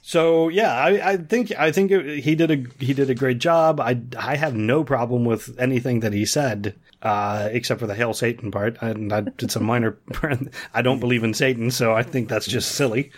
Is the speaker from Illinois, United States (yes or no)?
no; Ohio, United States; where I grew up in Ohio, our local village